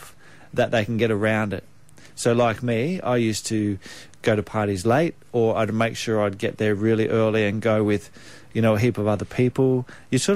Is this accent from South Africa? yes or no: no; Australia; I came back to my hometown of where I grew up at the lake